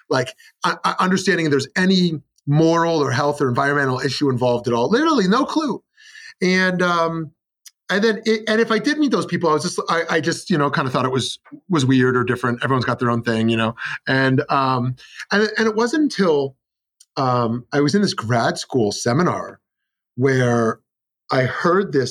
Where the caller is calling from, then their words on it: Scottsdale, Arizona, United States; I'm in Scottsdale, Arizona.